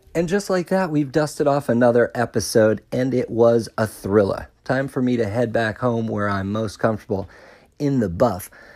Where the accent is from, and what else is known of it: Melbourne, Florida, United States; born or raised there; moved away as an adult; also born or lived in Pensacola